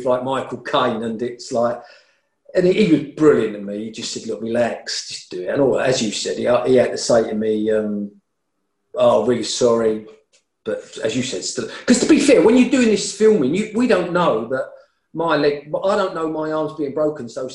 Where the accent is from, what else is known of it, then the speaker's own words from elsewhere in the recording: London, United Kingdom; I'm from East Ham